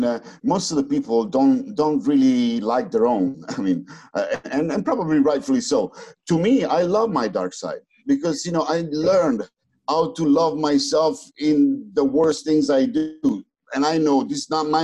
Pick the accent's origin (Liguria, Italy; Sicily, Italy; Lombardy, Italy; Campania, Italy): Campania, Italy; Naples; also born or lived in United States; I'm from Naples, you know, I was born in Naples